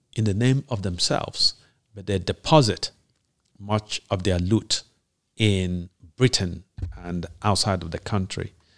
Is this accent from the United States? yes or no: no; Nigeria; you and I grew up in Nige-, in a Nigeria where there were still standards